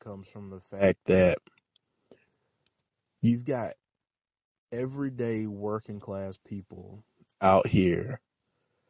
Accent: United States; we have to look at ourselves as American citizens

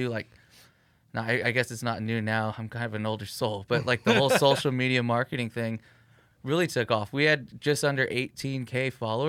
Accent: Whittier, California, United States; I grew up in the Whittier area, like pretty close to it, but played ball on Pico, had friends on one side of town, and then went to high school on another side of town

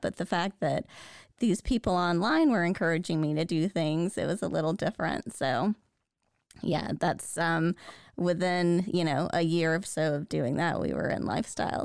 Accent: the South, United States; I grew up in the South

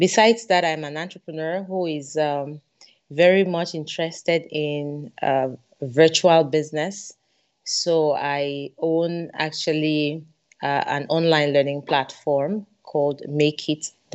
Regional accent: Cameroon; I'm from Cameroon

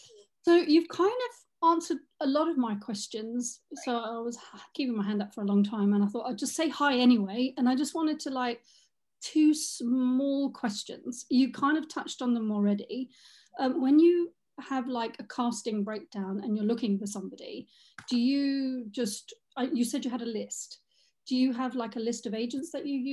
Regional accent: Norway; Me, people think I'm English, but I'm actually Norwegian, so I'm, like, dual nationality.

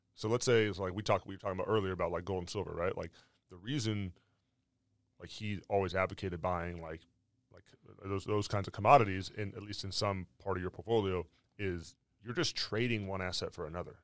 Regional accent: California, United States; I was from California

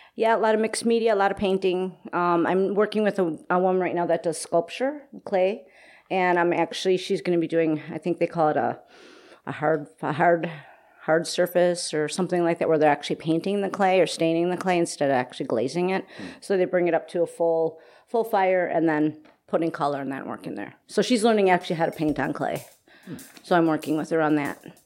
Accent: Oak Creek, Wisconsin, United States; I grew up in Oak Creek, Wisconsin. Okay. So I'm a cheesehead.

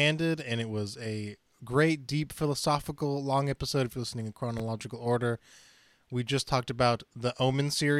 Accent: Chattanooga, Tennessee, United States; moved away; in my hometown, which I'm moving back to, so I guess I can say Chattanooga, Tennessee is where I was born

